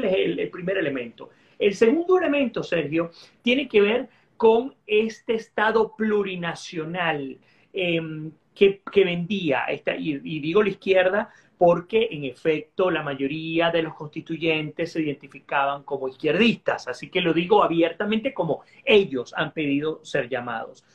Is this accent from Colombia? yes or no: no; Venezuela; Aquellos que somos venezolanos